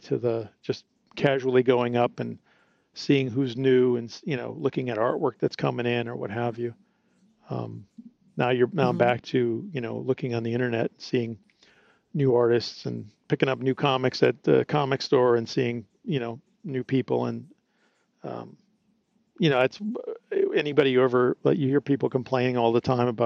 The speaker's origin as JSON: {"language": "English", "region": "Midwest", "country": "United States", "tie": "born or raised there", "said": "That's where I grew up in the Midwest"}